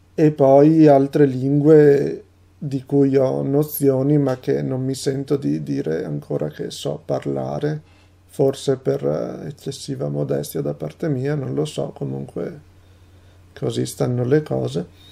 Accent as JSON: {"language": "Italian", "country": "Italy", "also_born_or_lived": "Rovigo, Veneto", "first_language": "Italian", "said": "sono un traduttore e un poliglotta italiano"}